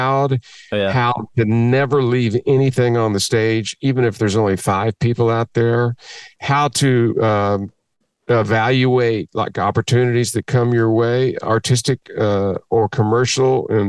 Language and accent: English; Kentucky, United States; moved away as an adult; also born or lived in Austin, Texas / Nashville, Tennessee; growing up in Kentucky